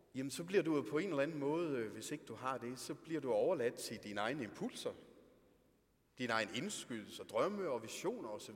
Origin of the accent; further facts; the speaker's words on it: Denmark; Vi er nogle danskere, er vi.